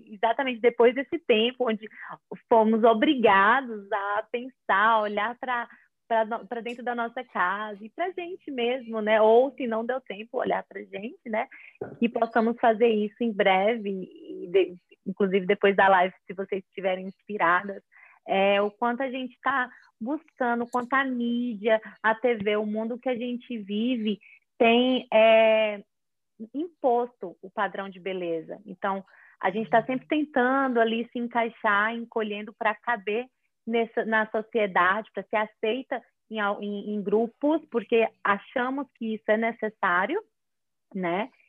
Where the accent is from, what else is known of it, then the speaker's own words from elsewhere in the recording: Fortaleza, Ceará, Brazil; moved away as an adult; also born or lived in São Paulo; now in United States; sou de Fortaleza, Ceará. Não tenho tanto sotaque porque eu morava em São Paulo antes de morar aqui.